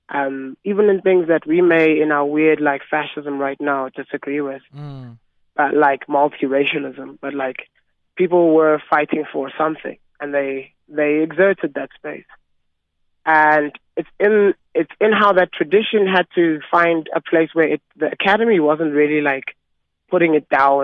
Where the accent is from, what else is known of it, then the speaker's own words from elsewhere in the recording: Johannesburg, Gauteng, South Africa; we come from Johannesburg, you know? We come from the East Rand